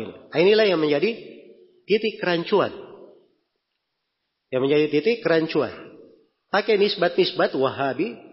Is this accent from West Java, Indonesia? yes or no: no; Makassar, South Sulawesi, Indonesia; Kalau kita orang Makassar di sini dibilang Al-Makassari pakai I di belakangnya artinya orang Makassar.